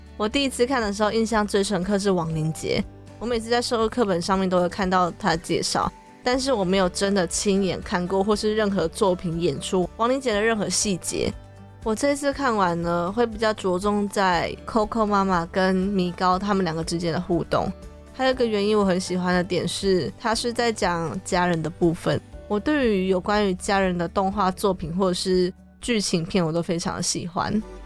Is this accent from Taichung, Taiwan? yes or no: yes; Taichung, Taiwan; moved away as an adult; now in Taipei, Taiwan; 适合生活的地方还是在我的家乡台中